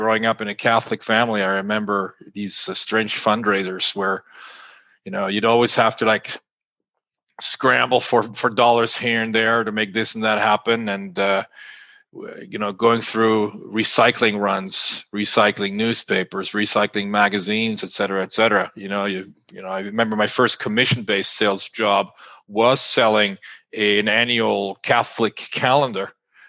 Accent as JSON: {"language": "English", "region": "Grand Est", "country": "France", "tie": "born or raised there", "moved": "yes", "said": "growing up in France, in a small village of 400 souls in northeast of France, right along the German border"}